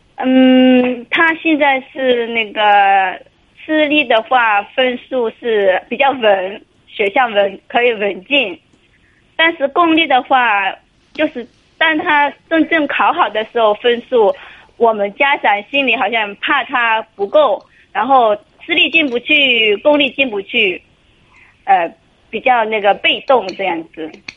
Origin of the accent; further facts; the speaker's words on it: Wenzhou, Zhejiang, China; 我是温州的